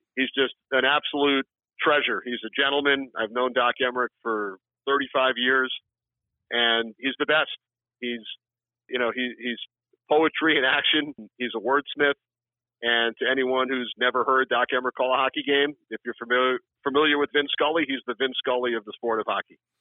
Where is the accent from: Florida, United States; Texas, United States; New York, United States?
New York, United States; Long Island; As a kid growing up on Long Island